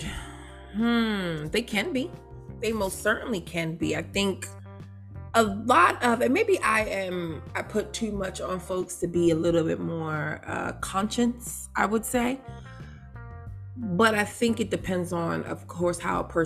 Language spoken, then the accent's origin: English; New York City, New York, United States; growing up in Brooklyn